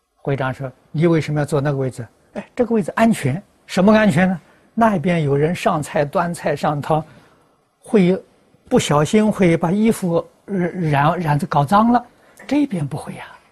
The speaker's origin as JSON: {"language": "Chinese", "country": "China", "also_born_or_lived": "United States", "moved": "yes", "said": "我们中国人看任何人都是好人"}